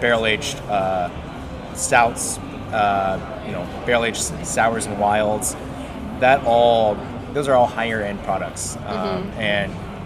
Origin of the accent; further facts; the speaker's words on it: Lexington, Kentucky, United States; Lexington. That's my hometown